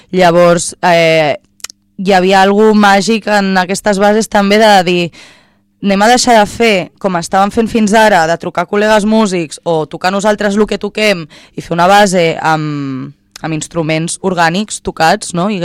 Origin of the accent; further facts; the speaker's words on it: Barcelona, Catalonia, Spain; al Mercat Cultural de Vallvidrera, al meu barri, que és l'antic mercat que abans era mercat d'anar... Jo no comprar amb ma mare la verdura i el que fes falta.